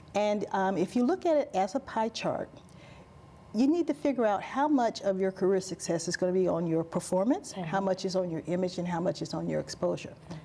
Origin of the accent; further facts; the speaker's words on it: Alabama, United States; accent: Southern; I'm from Alabama